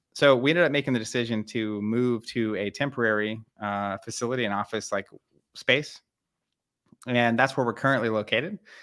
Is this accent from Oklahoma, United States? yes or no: yes; Tulsa, Oklahoma, United States; we're from Tulsa, Oklahoma, um, middle, middle of the country